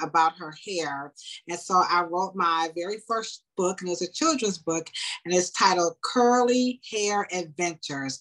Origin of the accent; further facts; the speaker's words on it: Cleveland, Ohio, United States; also born or lived in Nashville, Tennessee; I was actually born in Nashville, Tennessee. And so I was raised here in Cleveland my entire life